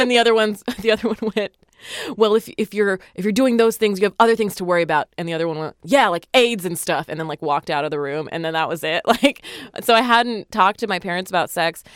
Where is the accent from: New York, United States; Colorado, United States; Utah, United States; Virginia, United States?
Utah, United States; I grew up in Utah